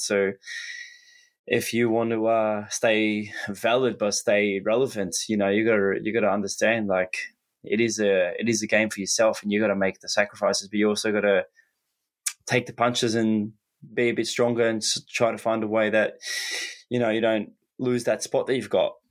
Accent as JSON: {"language": "English", "country": "Australia", "said": "as an Aussie, we're so far away from the world"}